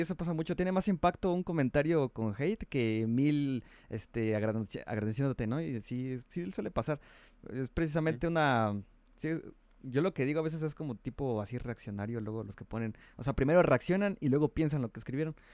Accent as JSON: {"language": "Spanish", "region": "Mexico City", "country": "Mexico", "said": "aquí en México, bueno, aquí, yo que soy aquí de Chilango"}